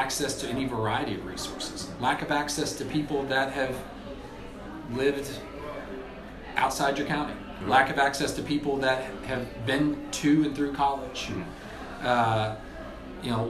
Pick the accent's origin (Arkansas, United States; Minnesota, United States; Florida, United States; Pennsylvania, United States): Arkansas, United States; Springdale; I grew up in Springdale, Arkansas, you know, in the northwest part of the state.